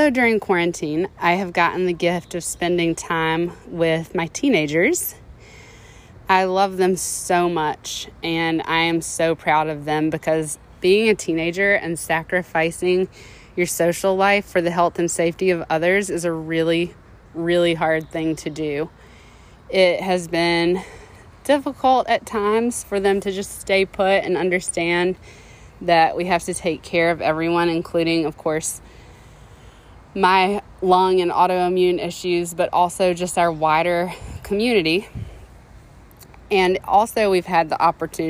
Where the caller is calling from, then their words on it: North Carolina, United States; I'm calling from North Carolina